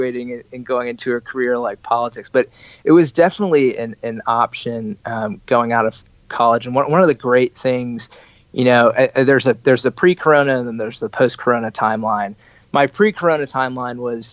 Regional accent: Virginia, United States; I'm from Virginia

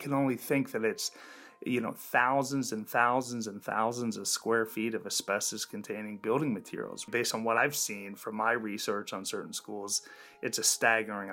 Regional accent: Gibsonia, Pennsylvania, United States; I'm from Gibsonia, Pennsylvania. It's just a suburb just north of Pittsburgh.

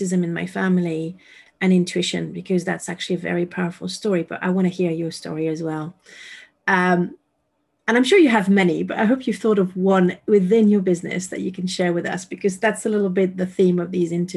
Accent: France; moved away; I moved away from France

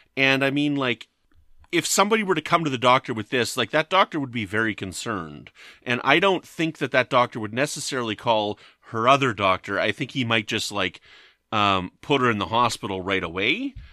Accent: Canada; I'm from Canada

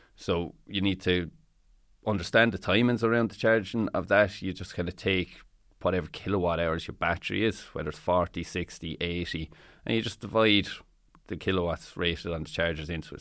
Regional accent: Tipperary, Munster, Ireland; I'm from Tipperary myself

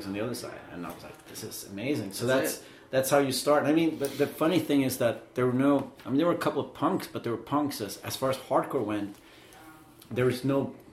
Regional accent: Umeå, Västerbotten County, Sweden; Still live, like really far north in Sweden

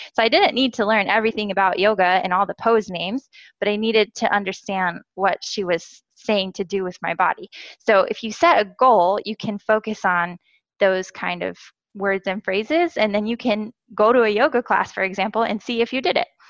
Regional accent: United States; first language English; moved away as an adult; also born or lived in Korea; I am a native English speaker from the USA

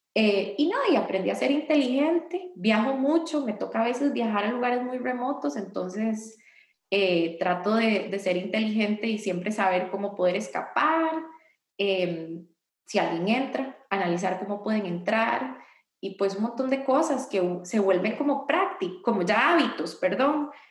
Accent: Costa Rica; hice un llamado a las heroínas de Costa Rica

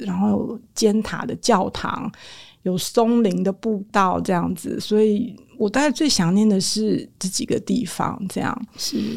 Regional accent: Taiwan; 我们台湾人会吃羊肉炉

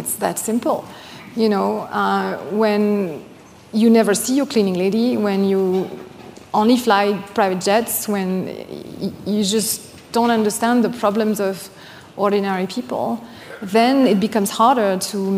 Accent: Normandy, France; English is a second language; moved away as an adult; now in United States; I'm from Normandy, Lac Tocqueville

